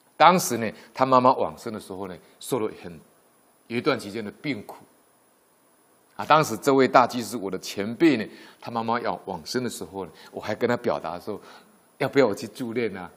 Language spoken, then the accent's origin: Chinese; Yilan County, Taiwan; 回罗东老家，因为我们都是宜兰人